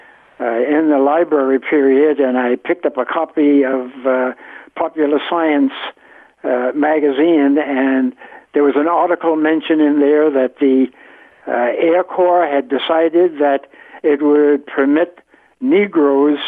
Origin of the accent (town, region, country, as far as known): New York City, New York, United States; born or raised there; also born or lived in Newport News, Virginia